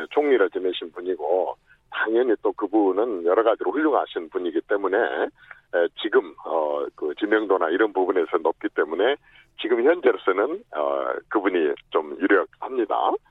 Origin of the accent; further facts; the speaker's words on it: Jeolla, South Korea; 나도 호남 출신이지만